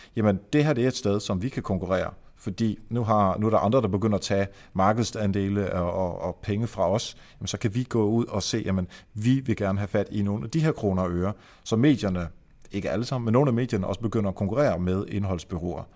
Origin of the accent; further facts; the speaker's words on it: Denmark; jeg er fra Jylland